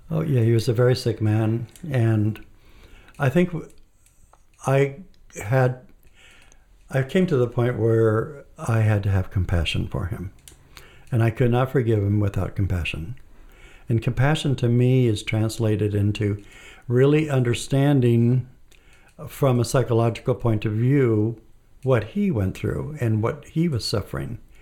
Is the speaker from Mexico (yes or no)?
yes; Mexico; I was born and raised in Mexico. And I, uh, lived in a small town, and it was a town that's somewhat close to Mexico City.